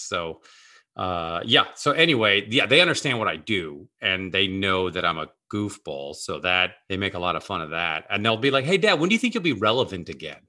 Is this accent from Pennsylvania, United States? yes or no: no; Seattle, Washington, United States; now in Los Angeles, United States; I grew up in Seattle where half of the people, a, at a time when half the people worked at Boeing